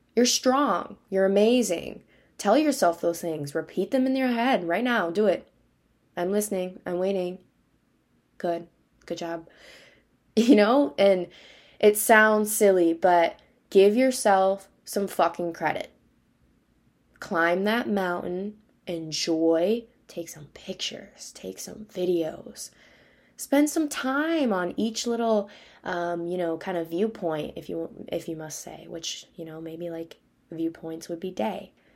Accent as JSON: {"language": "English", "region": "Wisconsin", "country": "United States", "moved": "yes", "said": "I'm from Wisconsin"}